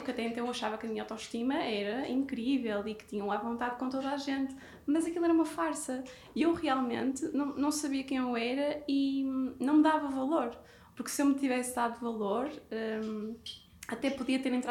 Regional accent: Porto, Norte, Portugal; moved away as an adult; also born or lived in Brazil; Eu, eu saí do Porto, eu fui com 20 anos sozinha para o Brasil.

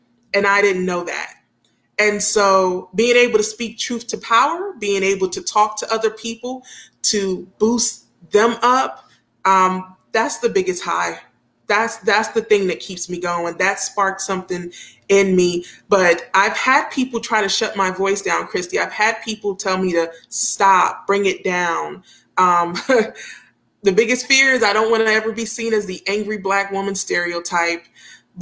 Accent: New York, United States; when we were growing up in New York

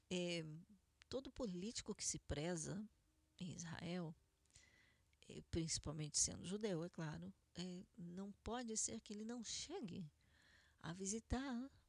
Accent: Argentina; Portuguese is a second language; dissemos, nós somos argentinos, não somos sefaradim.

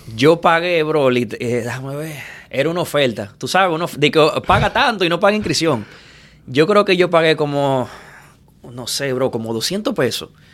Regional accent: Santo Domingo, Dominican Republic; moved away as an adult; now in Miami, United States; yo nací en Villamella

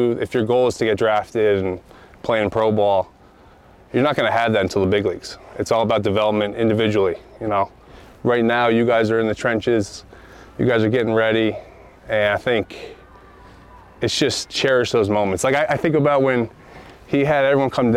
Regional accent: Northeast, United States; I'm from the Northeast

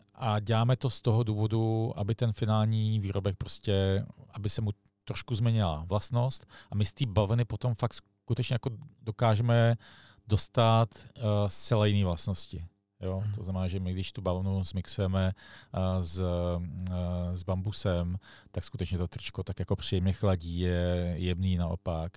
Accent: Prague, Czechia; já jsem sice z Prahy

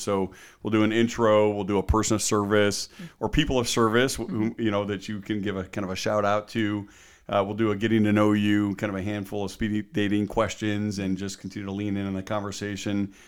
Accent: Cleveland, Ohio, United States; now in Cincinnati, United States; I'm a Cleveland guy originally

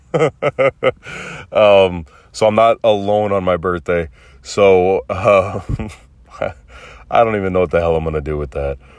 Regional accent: United States; I was raised to be the all-American boy

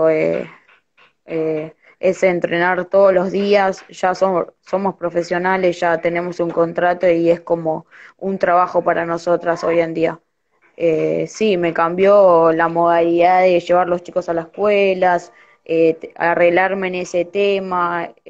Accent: Corrientes, Argentina; born there; soy de, bueno, nací en Corrientes, empecé a jugar a los cinco años

